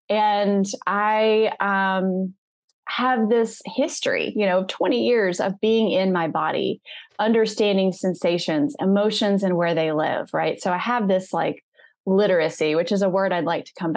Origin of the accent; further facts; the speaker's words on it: the South, United States; I'm from the South